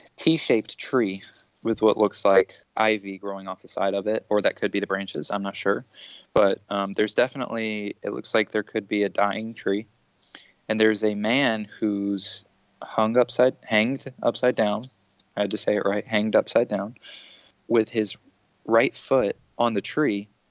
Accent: United States; I'm American

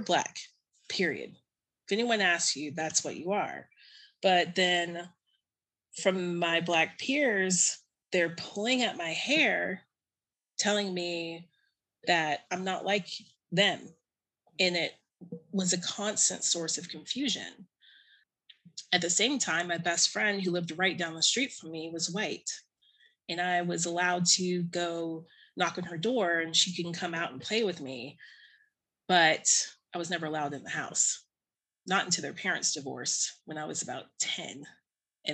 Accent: Tallahassee, Florida, United States; I was born and raised in the South, North Florida

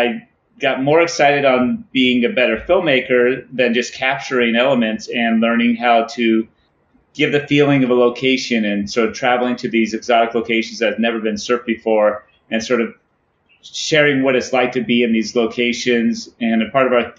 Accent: San Diego, California, United States; it's also like my hometown

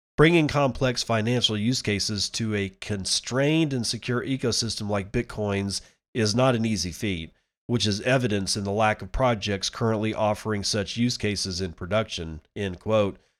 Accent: United States

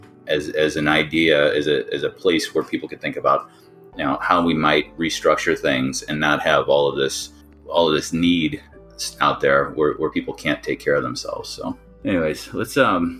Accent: Midwest, United States; Growing up in the Midwest

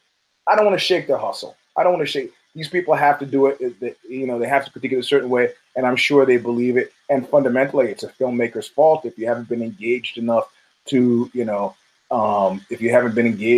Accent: New York, United States; as a New Yorker

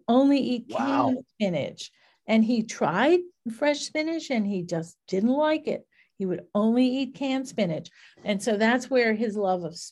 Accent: New Orleans, Louisiana, United States; growing up in New Orleans, where food was everywhere

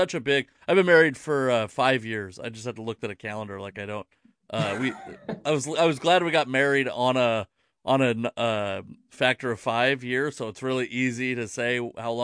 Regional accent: the Northwest, Pacific Northwest, United States; I'm I'm fat and from the Northwest

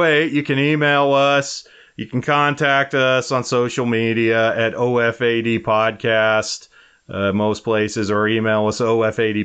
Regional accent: Wyoming, United States; my home state of Wyoming

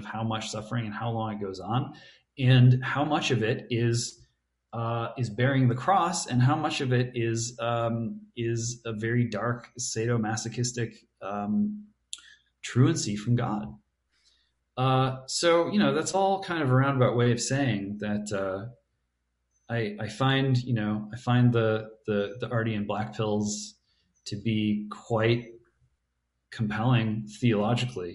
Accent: United States; I'm an American and I'm stuck being an American

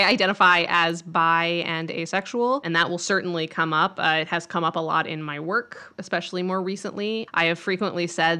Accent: Grand Junction, Colorado, United States; I grew up in Grand Junction, Colorado, which is a place that you've never heard

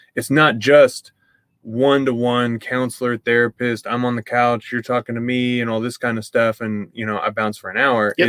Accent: East Texas, United States; I grew up in East Texas

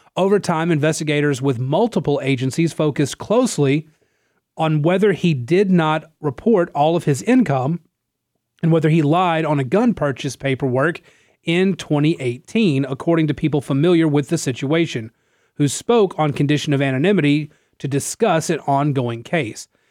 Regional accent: Louisiana, United States; it's back in my hometown, I'm kind of my home district

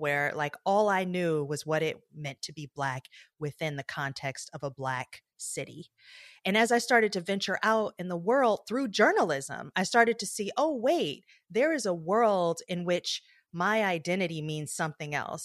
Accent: Detroit, Michigan, United States; I grew up in Detroit, Michigan

